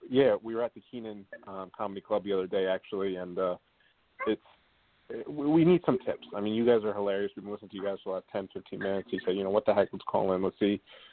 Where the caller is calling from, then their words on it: Hackensack, New Jersey, United States; calling in from Hackensack, New Jersey.